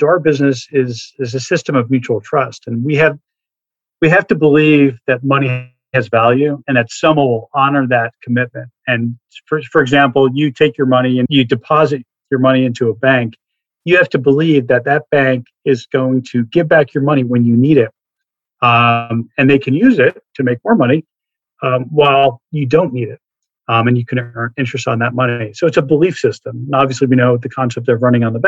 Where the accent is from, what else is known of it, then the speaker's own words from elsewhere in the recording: New Jersey, United States; I grew up in New Jersey